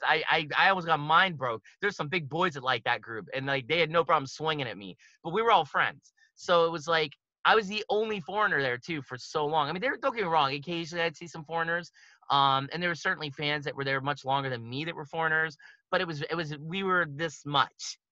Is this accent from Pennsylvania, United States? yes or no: yes; Pittsburgh, Pennsylvania, United States; moved away as an adult; now in Japan; I'm originally from Pittsburgh, like Pennsylvania, like that area